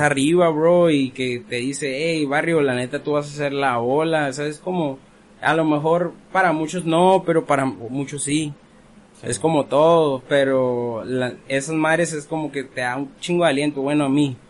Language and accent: Spanish; Ensenada, Baja California, Mexico; Yo crecí aquí en Ensenada